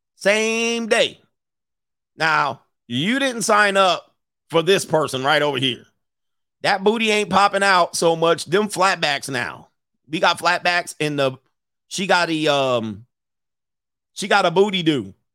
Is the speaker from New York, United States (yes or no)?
no; Southern California, United States; moved away as an adult; I grew up in Southern California